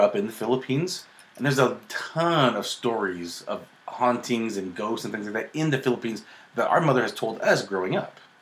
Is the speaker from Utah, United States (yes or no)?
yes; Midvale, Utah, United States; we grew up in Midvale, Utah